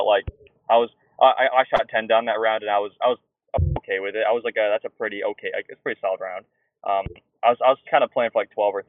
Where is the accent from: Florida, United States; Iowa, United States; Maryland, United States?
Iowa, United States; I'm from Iowa